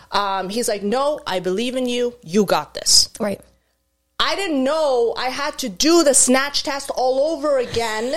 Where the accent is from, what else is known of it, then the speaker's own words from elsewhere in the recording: Egypt; moved away as an adult; now in Canada; I was born and raised in Egypt